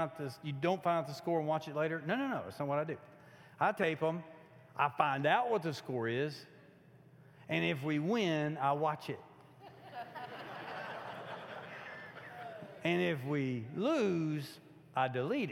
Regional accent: Kentucky, United States; moved away; I'm from Kentucky

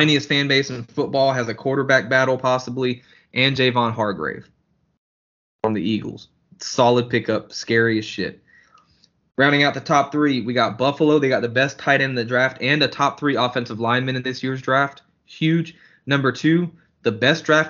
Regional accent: Germany; moved away; growing up in Germany

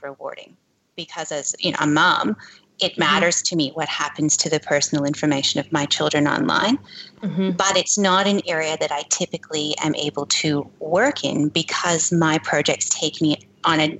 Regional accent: Canada; accent: Canadian; moved away; I began my career in Canada. If you couldn't tell by my accent

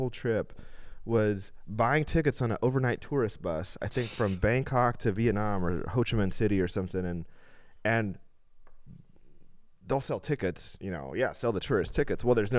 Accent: El Salvador; El Salvador, yeah. I grew up

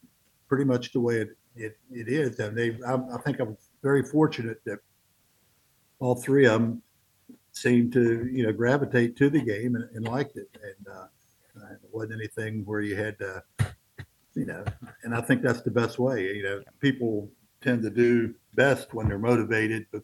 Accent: Harpers Ferry, West Virginia, United States; Where we live, we're in a panhandle. Yep. Harpers Ferry is the town that most people recognize

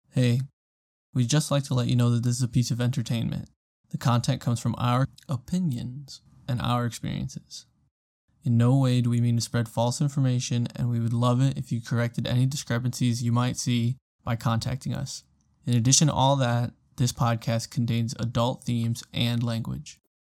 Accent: Hammond, Indiana, United States

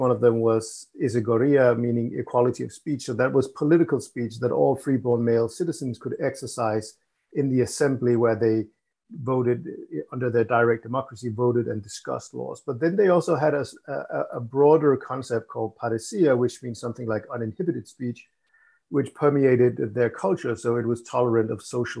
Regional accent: Copenhagen, Capital Region of Denmark, Denmark; I was born here in Copenhagen, Denmark. Have spent most of my life here

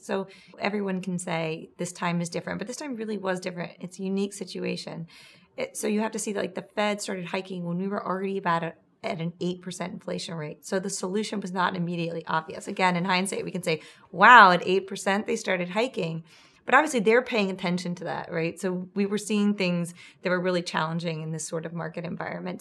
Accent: Charlottesville, Virginia, United States; moved away; I was just in my hometown and there's a really large mall there

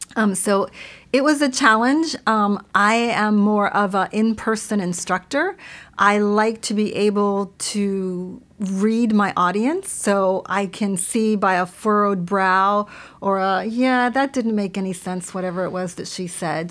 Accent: South Florida, United States; English is a second language; moved away; I grew up in South Florida

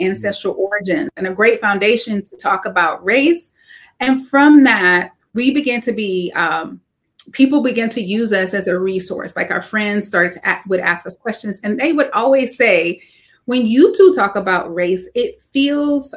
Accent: the South, United States; growing up in the South as an African American

